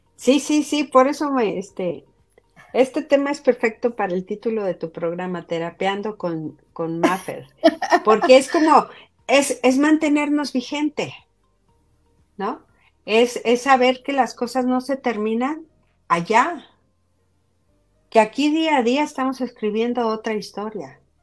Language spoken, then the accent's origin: Spanish; Mexico; first language Spanish; now in Utah, United States; Yo estoy hablando como inmigrante mexicana